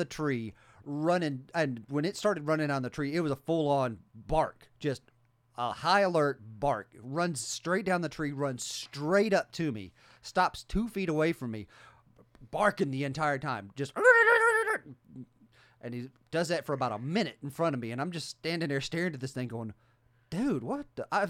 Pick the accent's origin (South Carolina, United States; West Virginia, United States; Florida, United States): West Virginia, United States; I grew up in West Virginia. I know what to look for these things.